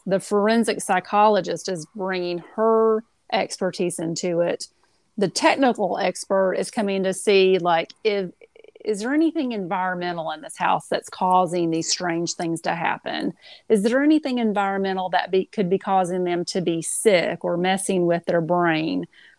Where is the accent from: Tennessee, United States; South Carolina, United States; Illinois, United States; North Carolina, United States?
Tennessee, United States; I'm from East Tennessee.